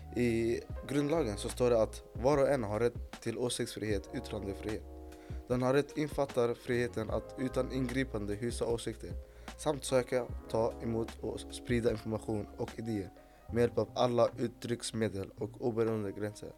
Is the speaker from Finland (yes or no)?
no; Egypt; now in Sweden; jag kommer från Mellanöstern, då, Egypten